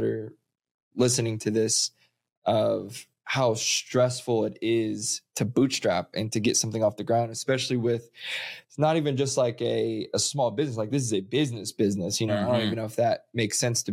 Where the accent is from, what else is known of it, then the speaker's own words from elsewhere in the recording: Missouri, United States; moved away; I grew up in Missouri where solar at that time was a figment of imagination.